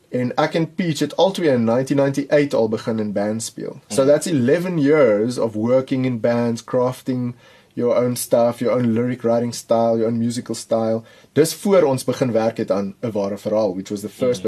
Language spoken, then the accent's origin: Afrikaans; Pretoria, Gauteng, South Africa; ek het in Pretoria groot geword.